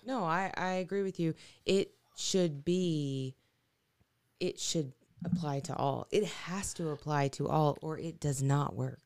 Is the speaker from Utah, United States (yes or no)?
no; Arkansas, United States; moved away; my hometown in Arkansas